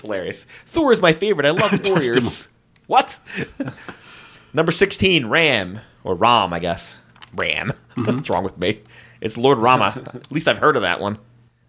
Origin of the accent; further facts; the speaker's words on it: United States; we're stupid idiots from the United States